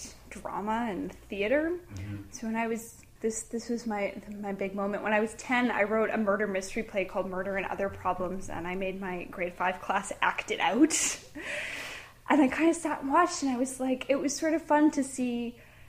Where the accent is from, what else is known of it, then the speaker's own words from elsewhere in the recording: Oakville, Ontario, Canada; I was born and raised in Oakville